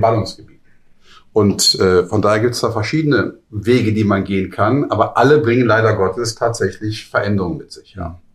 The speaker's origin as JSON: {"language": "German", "region": "Hamburg", "country": "Germany", "said": "ich komme ja nun auch aus Hamburg"}